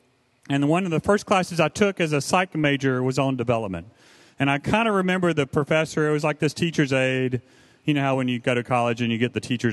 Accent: the South, United States; I was raised in the South

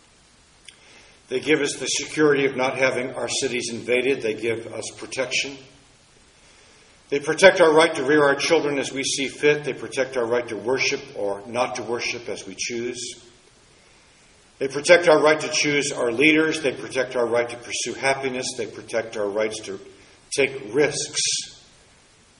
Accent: Washington, District of Columbia, United States; Growing up in Washington, D.C., some of my earliest memories were at monuments and memorials.

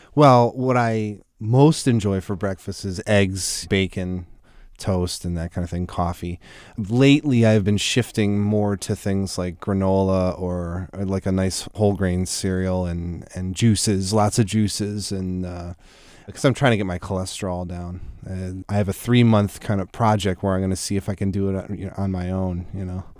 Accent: Buffalo, New York, United States; moved away; I grew up in Buffalo

